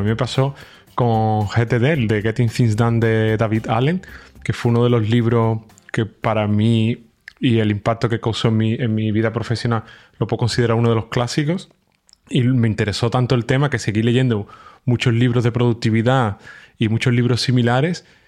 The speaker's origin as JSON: {"language": "Spanish", "country": "Spain", "moved": "yes", "lives_now": "Germany", "said": "yo, soy de España, pero estoy viviendo en Alemania"}